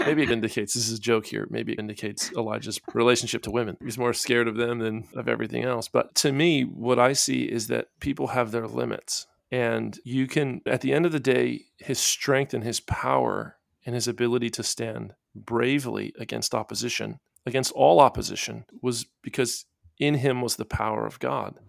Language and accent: English; Florida, United States; I come from Florida